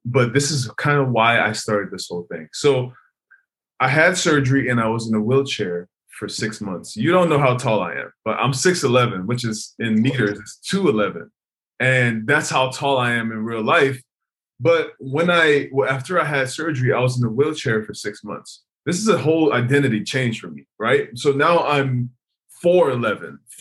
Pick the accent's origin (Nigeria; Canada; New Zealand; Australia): Nigeria; now in United States; I moved to America by myself. And originally I'm from Nigeria.